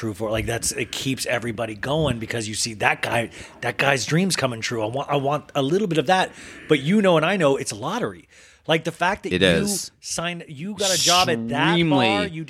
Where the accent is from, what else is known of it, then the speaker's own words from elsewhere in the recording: Kansas, United States; I'm from Kansas.